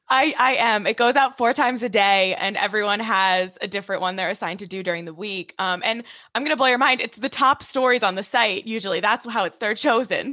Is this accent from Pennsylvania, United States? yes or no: no; Westville, New Jersey, United States; also born or lived in Ohio; now in Hoboken, United States; I'm from Westville, New Jersey. I live in Hoboken, New Jersey